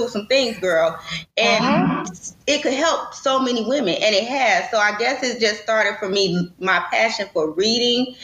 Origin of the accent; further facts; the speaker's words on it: Detroit, Michigan, United States; I am from Detroit